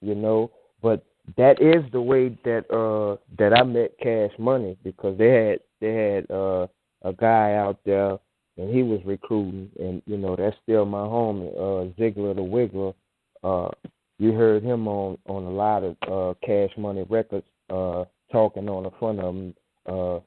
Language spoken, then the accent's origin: English; New Orleans, Louisiana, United States; Born and raised in Holly Grove